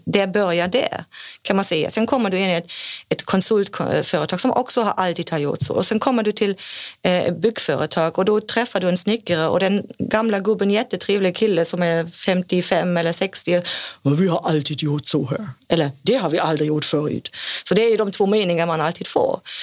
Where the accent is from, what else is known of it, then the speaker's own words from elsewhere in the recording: Germany; Swedish is a second language; now in Sweden; kommer jag från Tyskland